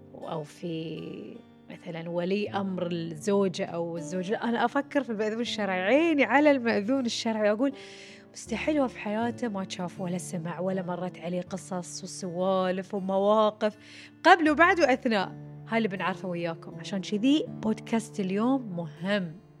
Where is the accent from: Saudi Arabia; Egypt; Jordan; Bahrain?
Bahrain; عندنا في البحرين